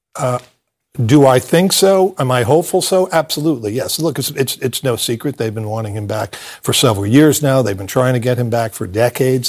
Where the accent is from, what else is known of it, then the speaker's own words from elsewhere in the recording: United States; I am a patriotic American